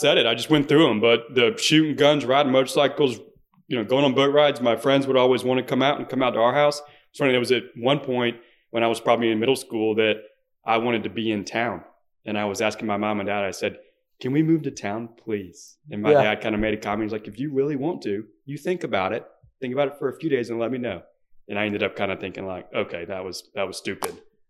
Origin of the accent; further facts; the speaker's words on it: Beaufort, South Carolina, United States; there's an island on the way to Fripp called St. Helen Island, and that's where that's where we grew up.